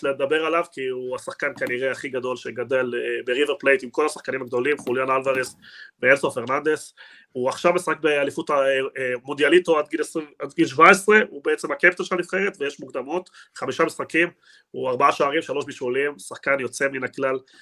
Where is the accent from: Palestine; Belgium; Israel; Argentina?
Argentina; moved away; אני בתור ארגנטינאי